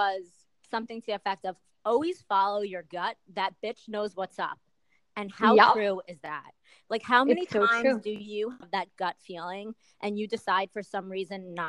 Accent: New York, United States; I'm a New Yorker

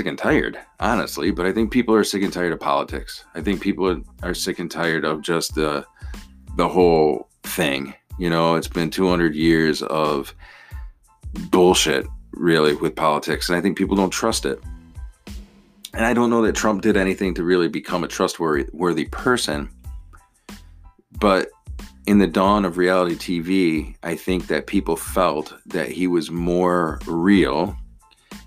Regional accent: United States; being an American and being a voting American

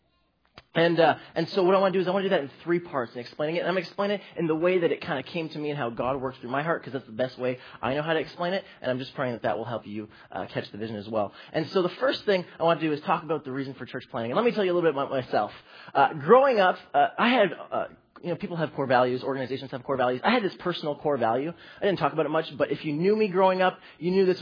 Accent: Toronto, Ontario, Canada; I grew up in the youth ministry here.

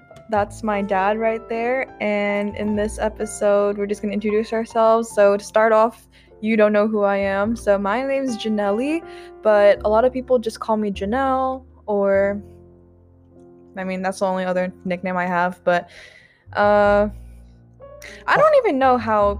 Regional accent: Philippines; So if you didn't know, I'm Filipino, and if I'm feeling bold enough, we'll also talk in Tagalog, okay?

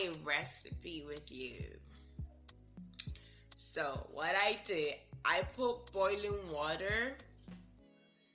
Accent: Nigeria; I'm Nigerian. Here in Nigeria

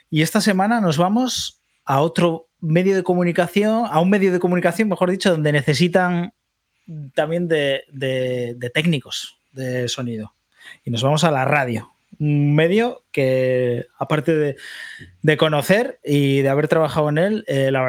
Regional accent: Cantabria, Spain; Yo soy cántabro.

